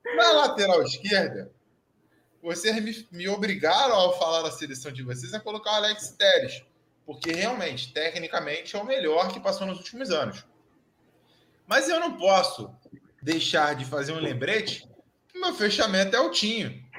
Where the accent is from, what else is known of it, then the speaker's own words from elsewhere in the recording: Rio de Janeiro, Brazil; eu sou do Rio de Janeiro, eu sou carioca nascido e criado aqui